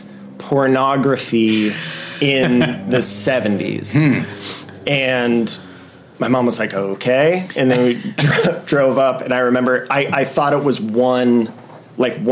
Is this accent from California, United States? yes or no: yes; Los Angeles, California, United States; I grew up in the Valley